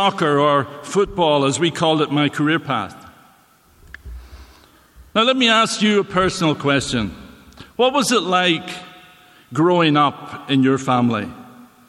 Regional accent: Northern Ireland, United Kingdom; moved away as an adult; now in Canada; I was born and raised in Northern Ireland.

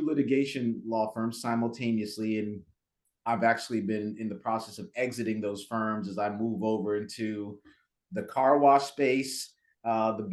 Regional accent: New York City, New York, United States; moved away as an adult; also born or lived in Jamaica / Maryland / Durham, North Carolina; Grew up in Brooklyn, actually. Moved to Brooklyn when I was, I think, about 5 or 6 years old

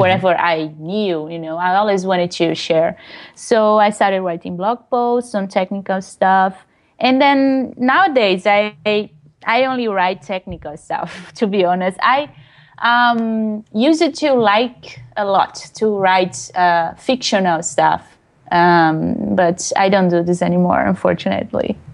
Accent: Brazil; English is a second language; moved away as an adult; I presented, used to present some talks in Brazil, in my hometown, uh, in Portuguese

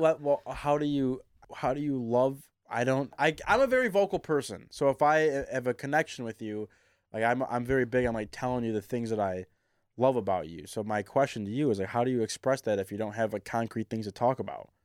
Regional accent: Novi, Michigan, United States; I'm from Novi, Michigan. I love where I grew up

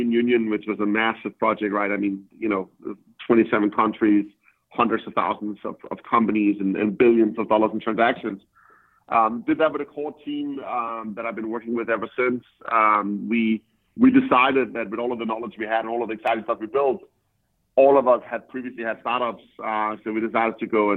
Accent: Denmark; moved away as an adult; now in San Francisco, United States; I'm from Denmark

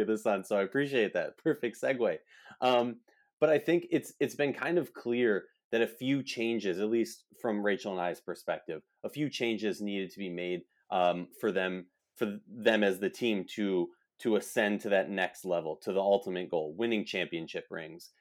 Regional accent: Minnesota, United States; I'm from Minnesota

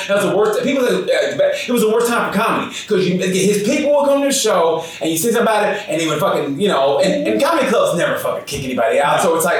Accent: Wichita, Kansas, United States; That's my hometown.

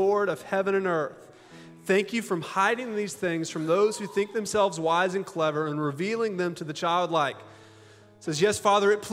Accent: Augusta, Georgia, United States; also born or lived in Hong Kong; now in Little Rock, United States; I'm from Augusta, Georgia.

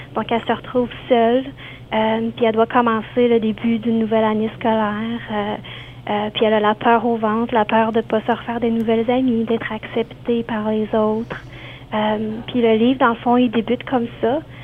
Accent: Quebec, Canada; moved away; je viens du, côté du Québec

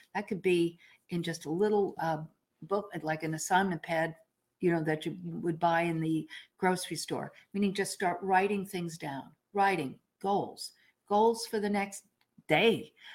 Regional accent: New York, United States; I'm a New Yorker

